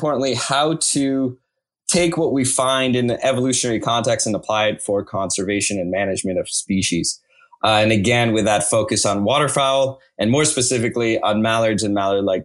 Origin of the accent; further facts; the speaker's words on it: Los Angeles, California, United States; also born or lived in Russia; now in El Paso, United States; I actually came to the U.S. From Russia. I was born in Russia. My family immigrated to Los Angeles, California